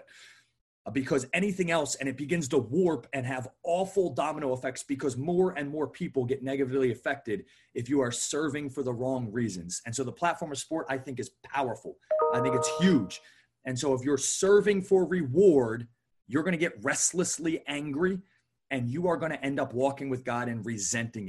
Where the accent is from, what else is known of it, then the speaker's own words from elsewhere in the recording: right outside of Philly, New Jersey, United States; moved away as an adult; also born or lived in Chattanooga, Tennessee; I was born and raised right outside of Philly.